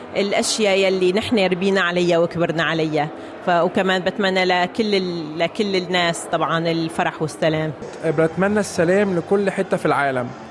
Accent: Egypt; now in Australia; احنا كلنا كمصريين

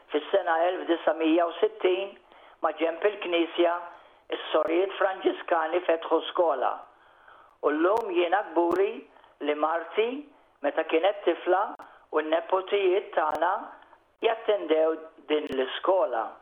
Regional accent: Malta; now in Wollongong, Australia; Bħala Maltin aħna għanna nkunu gburin b'din l-art

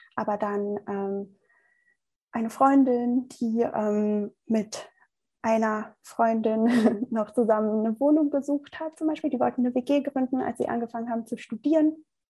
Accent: Germany; dass ich wirklich ähm, aus Deutschland komme, hier groß ge geboren bin, groß geworden bin.

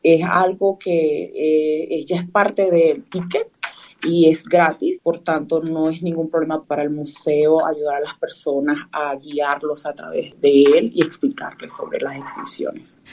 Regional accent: Venezuela; now in Perth, Australia; yo soy de Venezuela

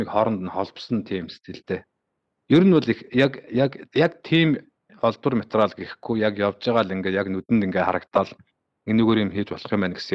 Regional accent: Bayankhongor Province, Mongolia; now in Sydney, Australia; Сиднейд сүүлийн 10 жил яг яг Сиднейд. Э, ерөнхийдөө бол Би Баян-Хонгор аймагт төрсэн, хөдөө өсөж мал малжсэн. Тэгээд сүүлдээ явсаар байгаа тэгээд Австралид амьдраад

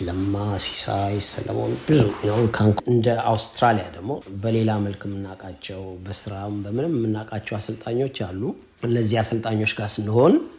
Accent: Addis Ababa, Ethiopia; ተወልጄ ያደግኩት ቀበና አካባቢ ነው

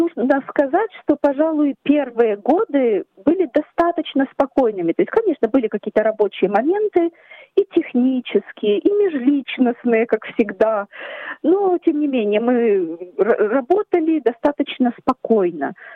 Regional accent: Ukraine; now in Australia; мы с мужем, семьей, мы родом из Украины

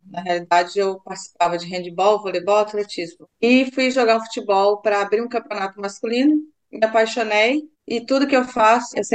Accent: Rio de Janeiro, Brazil; now in Australia; eu sou do Rio

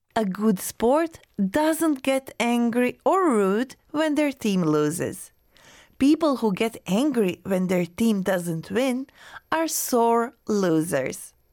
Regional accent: Croatia; now in Australia; my birth country

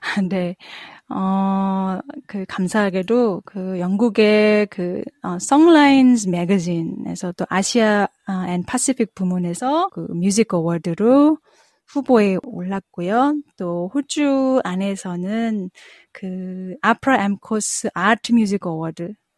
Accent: South Korea; also born or lived in United States; now in Melbourne, Australia; 제가 한국에서 태어나서 미국에서 재즈 공부를 했고

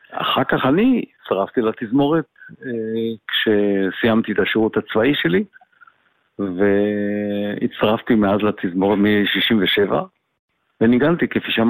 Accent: Tel Aviv, Tel Aviv District, Israel; אני אה, יליד אה, אה, תל אביב, ולמשפחה מוזיקלית.

